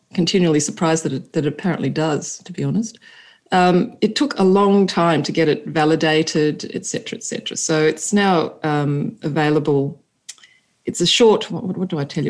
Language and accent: English; Sydney, New South Wales, Australia; now in Italy; we are originally from Australia, Stephen from Adelaide, and me from Sydney, though I have an Italian family background